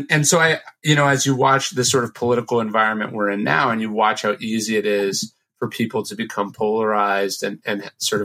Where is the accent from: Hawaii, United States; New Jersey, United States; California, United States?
California, United States; Sacramento; I grew up in Sacramento, which is a pretty conservative town